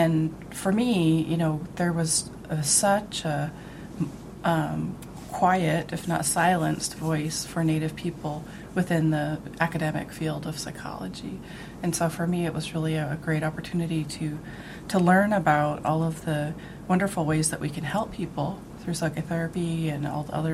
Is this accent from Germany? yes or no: no; Blackfeet Reservation, Montana, United States; I grew up on the Blackfeet Reservation just outside of Glacier National Park